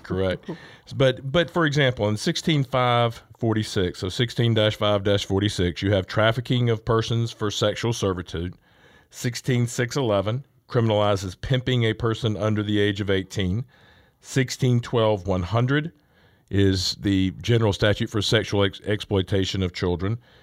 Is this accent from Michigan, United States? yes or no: no; Augusta, Georgia, United States; I'm from Augusta, and so we have Richmond County